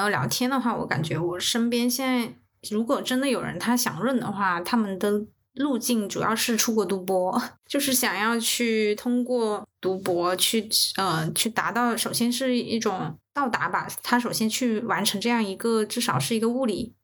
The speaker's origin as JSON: {"language": "Chinese", "country": "China", "said": "我们作为中国人"}